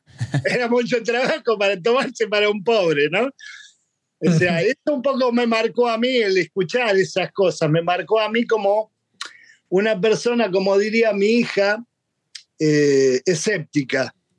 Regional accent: Buenos Aires, Argentina; Yo nací en Buenos Aires en el año 59

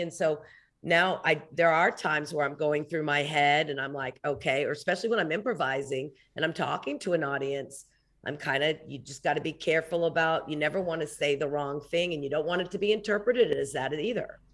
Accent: Oklahoma City, Oklahoma, United States; I grew up in Oklahoma City

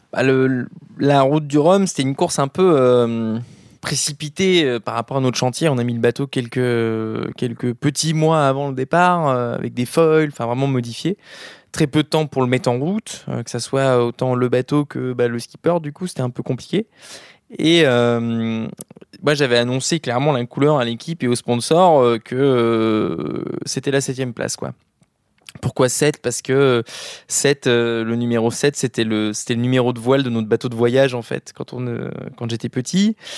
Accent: Switzerland; now in Brittany, France; je suis suisse, Juste je pourrais pas revivre ici

